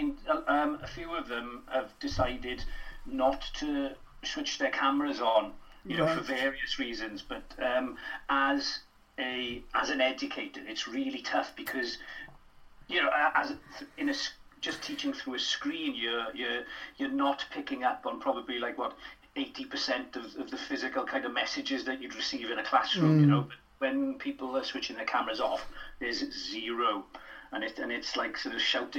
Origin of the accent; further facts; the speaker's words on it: Wales, United Kingdom; As a Welsh speaker, my first experience was the Eisteddfod, you know, of performance and singing and dancing and acting, you know. You know yourself what the Urdd is like.